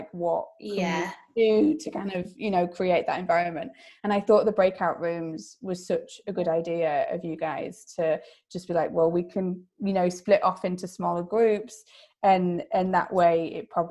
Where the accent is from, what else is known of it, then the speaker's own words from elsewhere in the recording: Yorkshire and the Humber, United Kingdom; As a Yorkshire girl